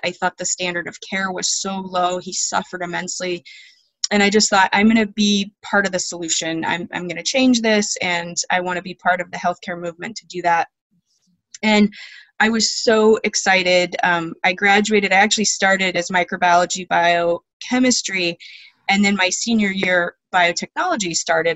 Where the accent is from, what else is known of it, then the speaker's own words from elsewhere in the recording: Alaska, United States; I was born and raised in Alaska on a homestead